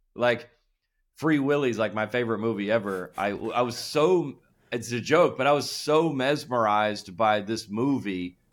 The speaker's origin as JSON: {"language": "English", "town": "Lilburn", "region": "Georgia", "country": "United States", "tie": "born or raised there", "said": "I grew up in Lil Burn, Georgia, which is about an hour north"}